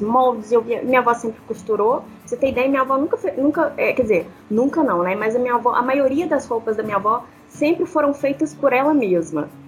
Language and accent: Portuguese; Belo Horizonte, Minas Gerais, Brazil; Sou de Belo Horizonte, né? Mineira